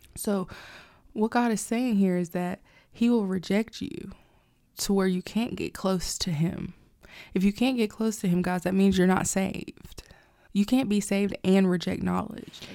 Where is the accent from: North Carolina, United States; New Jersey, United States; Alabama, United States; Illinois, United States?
Alabama, United States; I grew up in Alabama. I mostly grew up in Alabama, like I went to school